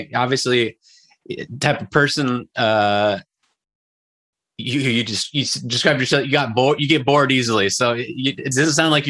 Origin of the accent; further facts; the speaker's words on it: California, United States; in my home state, California.